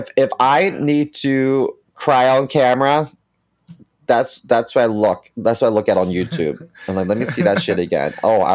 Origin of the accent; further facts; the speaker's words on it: Baltimore, Maryland, United States; growing up in Baltimore City was scary at times